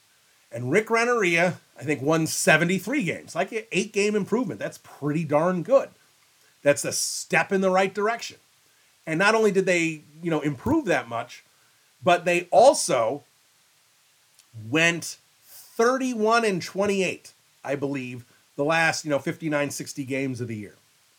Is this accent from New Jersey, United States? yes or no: no; Chicago, Illinois, United States; moved away; You know, we're both from Chicago.